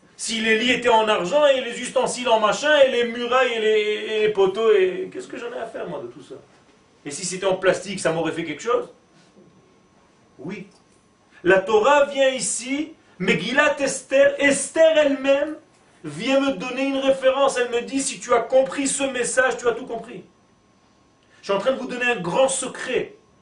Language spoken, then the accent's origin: French; Israel; first language Hebrew; French is a second language; je suis né en Israël et ma langue natale c'est l'hébreu.